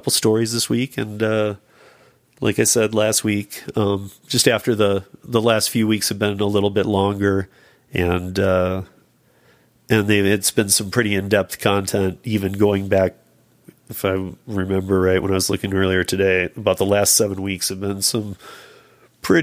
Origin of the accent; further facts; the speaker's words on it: Michigan, United States; I'm from Michigan